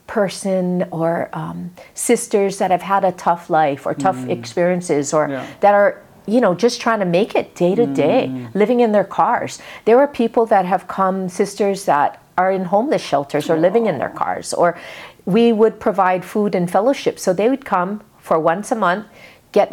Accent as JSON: {"language": "English", "town": "Kaneohe", "region": "Hawaii", "country": "United States", "tie": "born or raised there", "said": "when I was a little kid growing up in Kaneohe"}